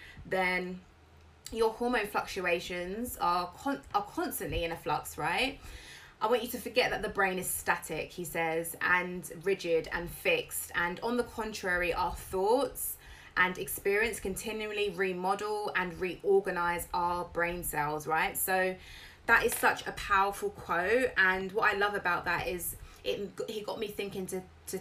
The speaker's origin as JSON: {"language": "English", "country": "United Kingdom", "tie": "born or raised there", "said": "I'm British."}